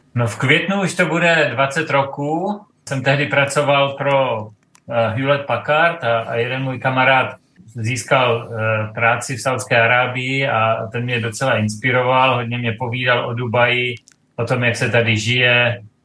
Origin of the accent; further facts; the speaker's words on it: east of Brno, South Moravian Region, Czechia; moved away as an adult; now in Dubai, United Arab Emirates; my jsme Moraváci, manželka i já pocházíme eh, z takové té východní strany od Brna